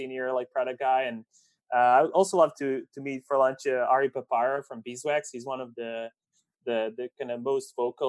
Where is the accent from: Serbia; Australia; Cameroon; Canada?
Serbia; they're very common in Serbia, where I'm